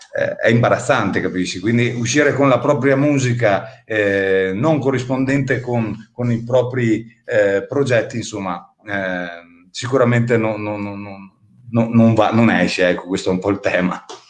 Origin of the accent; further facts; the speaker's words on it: Avio, Trentino-Alto Adige, Italy; moved away; nel mio comune d'origine di Avio